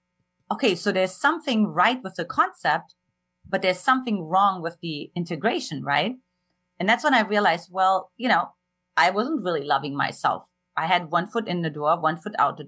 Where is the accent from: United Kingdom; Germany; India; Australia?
Germany; eastern Germany; moved away; I grew up in Eastern Germany and an emotionally absent household